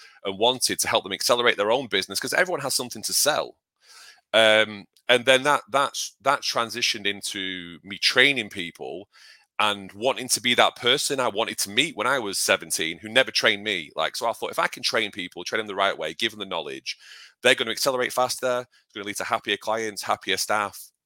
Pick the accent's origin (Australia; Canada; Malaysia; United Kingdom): United Kingdom; I'm British.